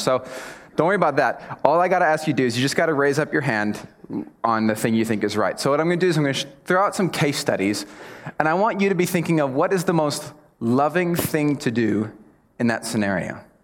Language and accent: English; United States; I'm American